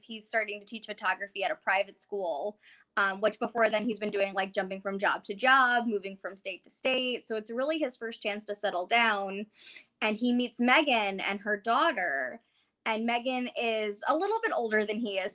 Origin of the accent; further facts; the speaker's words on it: Northeast Pennsylvania, United States; I grew up in Northeast Pennsylvania, like right on that little tip between PA and New York.